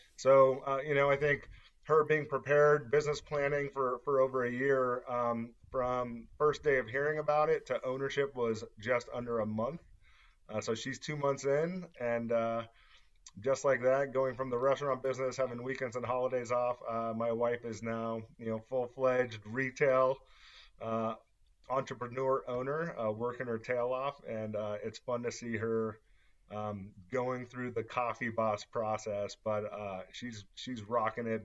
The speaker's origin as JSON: {"language": "English", "region": "Southern California", "country": "United States", "tie": "born or raised there", "moved": "as an adult", "lives_now": "Las Vegas, United States", "said": "Born and raised in Southern California"}